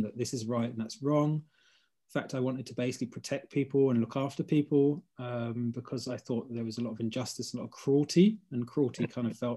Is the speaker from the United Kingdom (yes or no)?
yes; London, United Kingdom; I grew up in Hackney